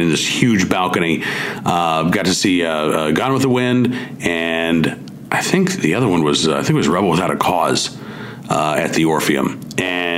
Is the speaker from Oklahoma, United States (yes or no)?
yes; Oklahoma City, Oklahoma, United States; I grew up in Oklahoma City.